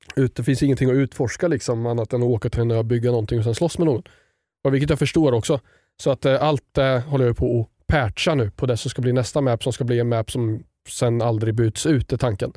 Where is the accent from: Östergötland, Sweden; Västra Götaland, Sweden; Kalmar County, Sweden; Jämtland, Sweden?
Östergötland, Sweden; accent: östgötska; jag tror min östgötska försvinner ju.